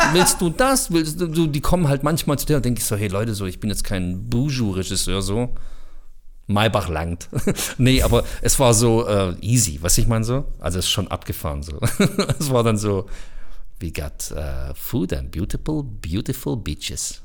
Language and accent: German; Bosnia & Herzegovina; Ich bin selber Bosnier